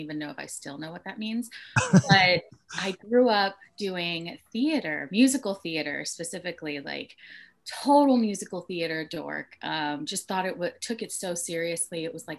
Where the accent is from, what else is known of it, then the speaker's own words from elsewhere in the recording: Torrance, California, United States; I grew up in Torrance, but I ended up going to Redondo because they had a theater.